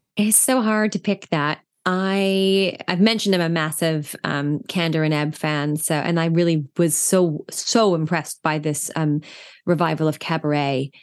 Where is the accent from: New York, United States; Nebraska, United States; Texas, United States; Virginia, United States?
New York, United States; as an East Coast New Yorker who knows exactly where Putnam County is